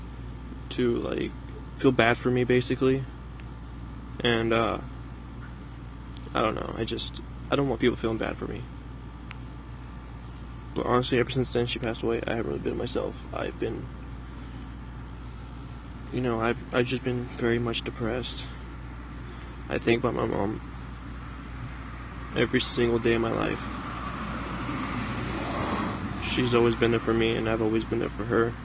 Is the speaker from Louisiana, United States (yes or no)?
no; Oregon, United States; also born or lived in California; I'm from Oregon. You know, I used to live in California.